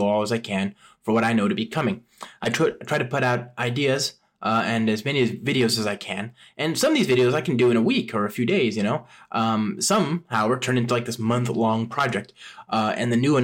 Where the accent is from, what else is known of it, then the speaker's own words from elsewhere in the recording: San Francisco, California, United States; my hometown of San Francisco